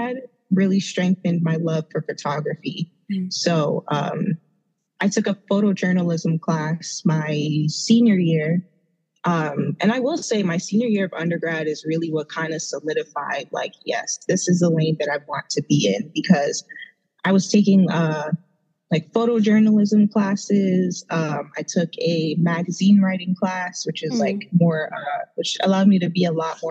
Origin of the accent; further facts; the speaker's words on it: New York City, New York, United States; moved away as an adult; also born or lived in Trinidad (parents' origin); Did I tell anybody that I'm from Brooklyn yet? Or like, you know, because I'm just so like in love with where I grew up and where I came from